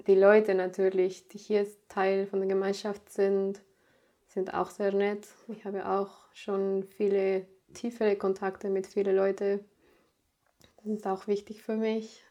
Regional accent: Mexico; German is a second language; moved away as an adult; also born or lived in Sieben Linden, Germany; now in Germany; ich bin in Mexiko geboren. Ich war dann da auch in eine deutsche Schule da habe ich auch Deutsch gelernt

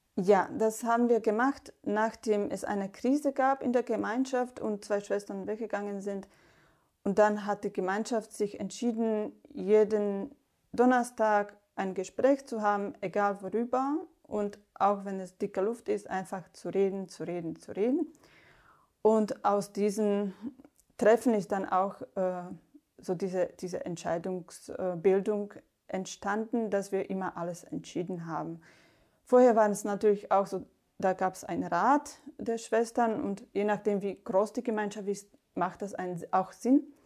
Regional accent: Slovakia; German is a second language; moved away as an adult; now in Germany; Ich komme aus der Slowakei und habe erst im Kloster in Deutschland Deutsch gelernt

